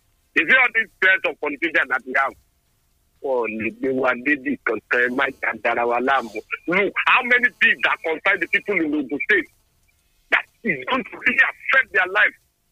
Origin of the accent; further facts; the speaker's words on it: Ogun State, Nigeria; I'm from Ogun State too